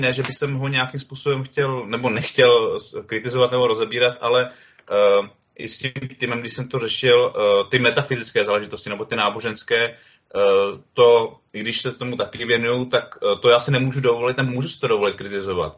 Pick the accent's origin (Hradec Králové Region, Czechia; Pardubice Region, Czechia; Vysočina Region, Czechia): Vysočina Region, Czechia; Jihlava; Já jsem teda z Jihlavy